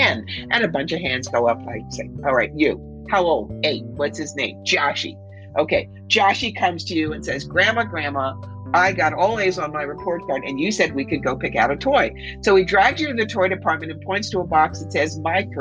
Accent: Camden, New Jersey, United States; when I was 4 years old, growing up in Camden, New Jersey

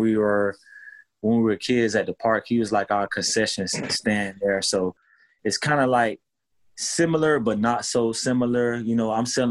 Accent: Miami, Florida, United States; now in Los Angeles, United States; I'm in LA. I'm from Miami

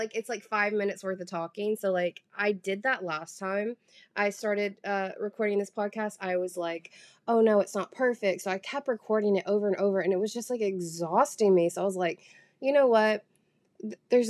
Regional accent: Southern, United States; accent: Southern; I do actively try to hide, like, my Southern accent.

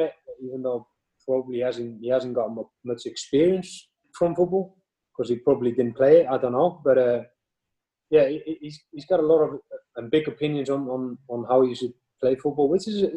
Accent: northern Iceland, Iceland; moved away; also born or lived in Cardiff; I'm from a town in north of Iceland who it's a rough place during winter

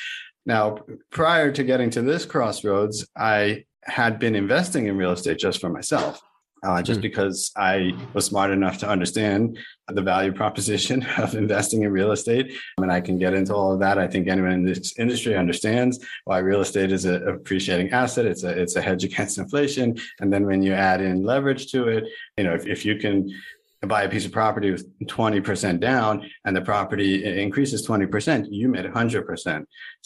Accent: Boca Raton, Florida, United States; I am a broker from Boca Raton, Florida.

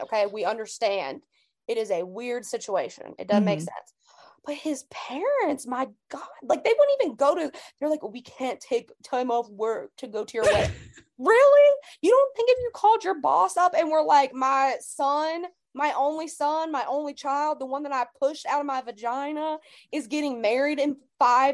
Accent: United States; as an American

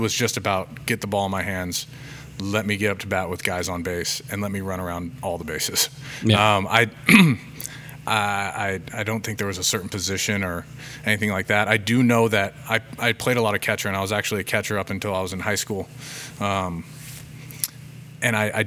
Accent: Federal Way, Olympia, Washington, United States; I grew up actually in Federal Way early on. I played, we lived there until I was in fourth grade

